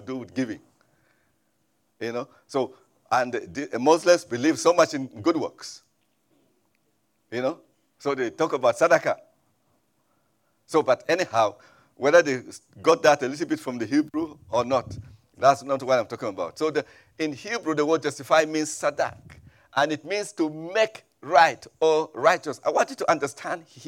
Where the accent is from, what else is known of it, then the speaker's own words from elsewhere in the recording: Middle Belt of Nigeria, Nigeria; moved away; I come from Nigeria originally, and from the middle part of Nigeria, even though sometimes they refer to us as being in the north, but we are not actually northerners. We are in the middle part of Nigeria.